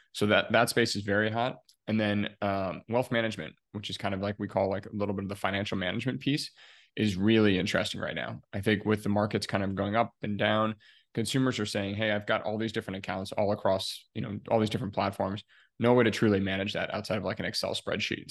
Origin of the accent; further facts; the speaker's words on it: Ohio, United States; moved away as an adult; also born or lived in Chicago, Illinois; I'm originally from Ohio here in the US